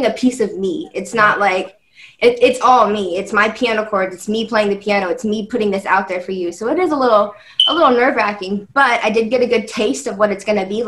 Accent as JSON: {"language": "English", "town": "Kansas City", "region": "Missouri", "country": "United States", "said": "I'm from Kansas City."}